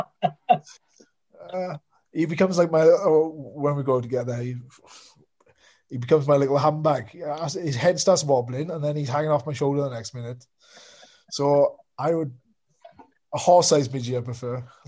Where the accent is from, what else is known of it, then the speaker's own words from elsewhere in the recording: Wales, United Kingdom; being a Welshman